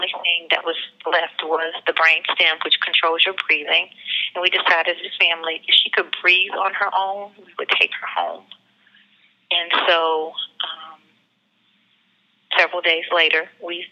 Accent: Atlanta, Georgia, United States; I'm from Atlanta, Georgia. We live in Atlanta, Georgia

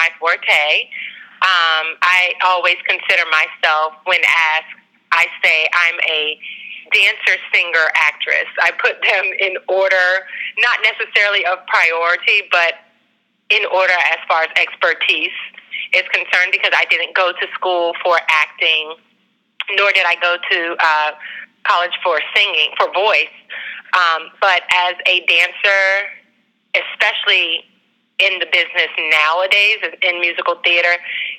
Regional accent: Daytona Beach, Florida, United States; I grew up in Daytona Beach, Florida, and I attended high school at Malin High School

